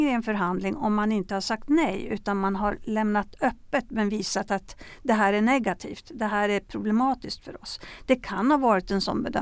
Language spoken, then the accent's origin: Swedish; Sweden; jag var på en begravning hemma i Sverige